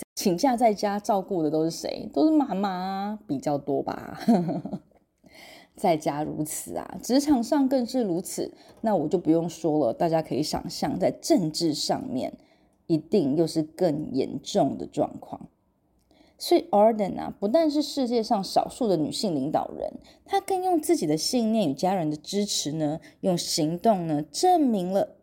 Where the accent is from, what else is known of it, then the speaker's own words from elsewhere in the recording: Taiwan; 我们台湾这边